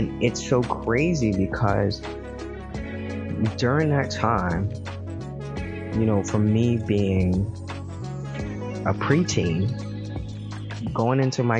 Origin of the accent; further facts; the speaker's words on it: Michigan, United States; the lottery here in my state is the same or was close to the same in my home state. And let me tell you, it was not.